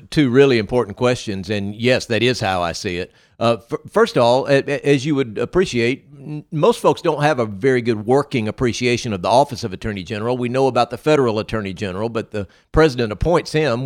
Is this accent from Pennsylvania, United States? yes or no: no; Moss Point, Mississippi, United States; also born or lived in Jackson metro area, Mississippi / Madison County, Mississippi; I grew up in Moss Point, uh, not very far from where we're sitting right now, uh, in, in Ocean Springs